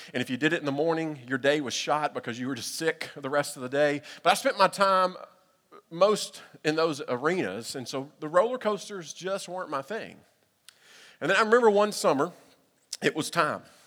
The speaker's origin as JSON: {"language": "English", "region": "Middle Tennessee", "country": "United States", "tie": "born or raised there", "said": "growing up in Middle Tennessee"}